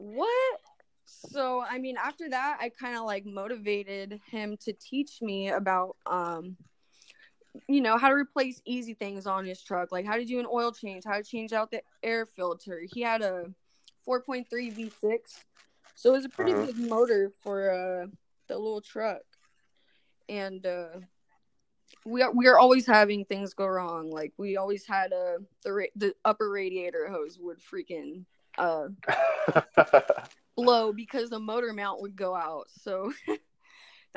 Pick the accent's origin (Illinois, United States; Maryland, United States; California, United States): California, United States; Avalon; also born or lived in Los Angeles; I grew up on Catalina Island and I moved over to Los Angeles when I was 18